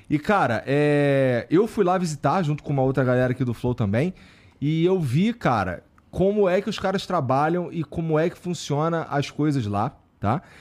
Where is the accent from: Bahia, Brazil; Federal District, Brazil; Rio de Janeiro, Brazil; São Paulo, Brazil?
Rio de Janeiro, Brazil; De onde eu vim, né? Lá no Rio, lá no Jaca e tal